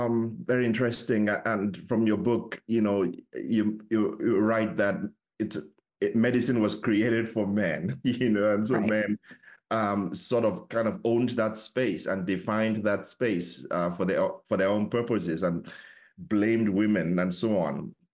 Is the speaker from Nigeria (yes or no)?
yes; Nigeria; So I'm originally from Africa, West Africa, Nigeria, to be specific